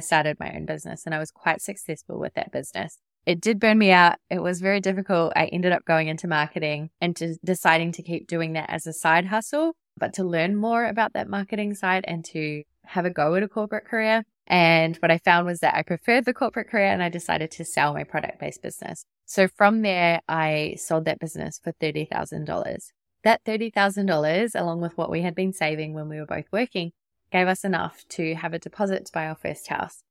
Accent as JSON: {"language": "English", "country": "New Zealand", "also_born_or_lived": "Sydney, Australia", "moved": "as an adult", "lives_now": "Gold Coast, Australia", "said": "I'm not from Australia. I'm from New Zealand."}